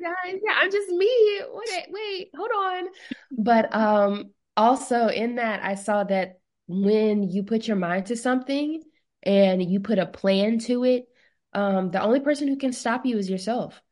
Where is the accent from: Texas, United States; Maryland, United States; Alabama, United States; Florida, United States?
Alabama, United States; Mobile; Miss Mobile Bay, which is in my hometown